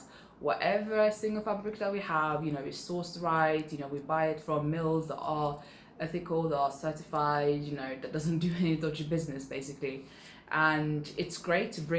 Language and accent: English; Sweden; moved away; I grew up in Sweden, I could speak three different languages